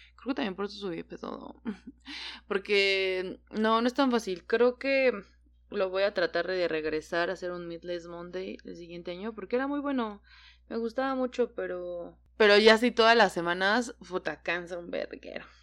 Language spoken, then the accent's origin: Spanish; Mexico; yo solamente en mi país